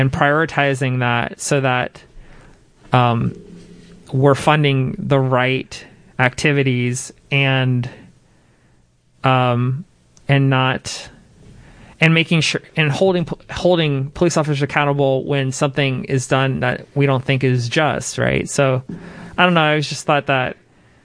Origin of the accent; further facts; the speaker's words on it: Jacksonville, Florida, United States; now in Seattle, United States; I'm from Jacksonville, Florida